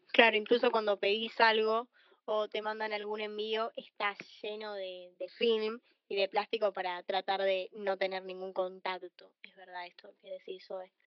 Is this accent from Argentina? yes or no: yes; Argentina; también soy de Argentina